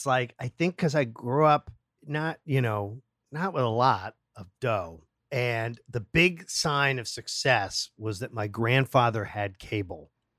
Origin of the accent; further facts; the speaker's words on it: Massachusetts, United States; I'm from Massachusetts.